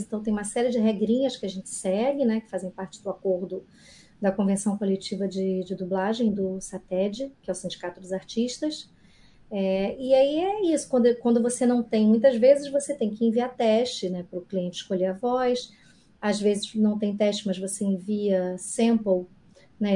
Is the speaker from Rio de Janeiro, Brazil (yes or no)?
yes; Rio de Janeiro, Brazil; eu sou carioca